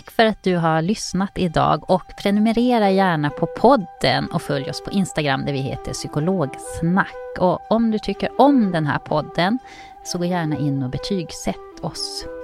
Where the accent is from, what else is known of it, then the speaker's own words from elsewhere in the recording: Kalix, Norrbotten County, Sweden; Jag är från Kalix.